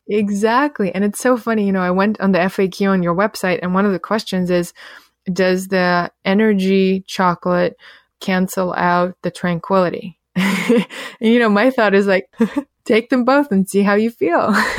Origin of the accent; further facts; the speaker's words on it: Russia; moved away; when I was a teenager growing up in Russia